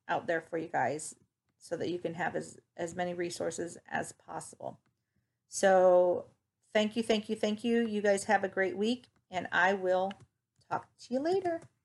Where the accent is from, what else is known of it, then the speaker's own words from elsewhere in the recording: Toledo, Ohio, United States; My hometown is Toledo, Ohio.